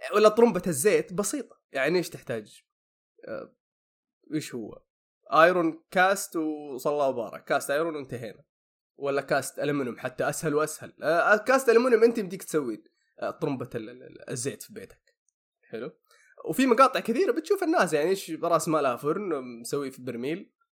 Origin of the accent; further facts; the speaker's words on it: Saudi Arabia; عندنا هنا في السعوديه